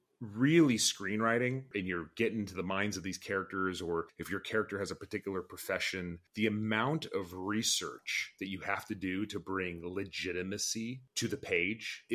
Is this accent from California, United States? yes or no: yes; Orange County, California, United States; my past as an Arab American growing up in Orange County in the 1990s